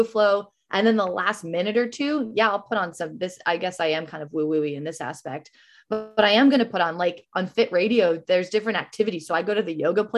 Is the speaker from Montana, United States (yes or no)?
yes; Montana, United States; moved away as an adult; also born or lived in Savannah, Georgia; now in Bay Area, United States; That's my home state